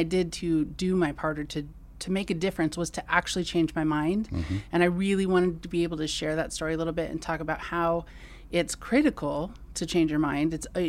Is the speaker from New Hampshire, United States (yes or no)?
no; California, United States; So I grew up in the Bay Area, Silicon Valley.